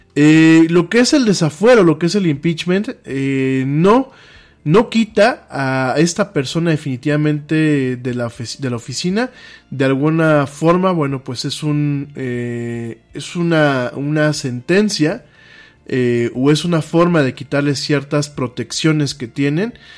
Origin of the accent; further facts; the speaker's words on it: Mexico; aquí en México les decimos nacos, o chairos